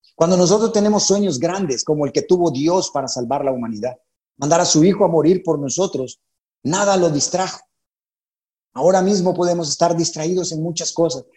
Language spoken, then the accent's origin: Spanish; Honduras; moved away as an adult; also born or lived in San Pedro Sula, Honduras; now in Panama; Nos convertimos en la iglesia de San Pedro Sula, allá por eh, abril de 1998 en Honduras. Así que somos catrachos